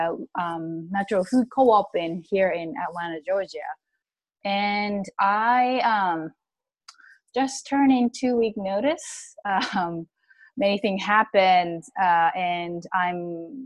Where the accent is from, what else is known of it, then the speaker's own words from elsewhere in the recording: Japan; moved away as an adult; now in United States; I'm originally from Japan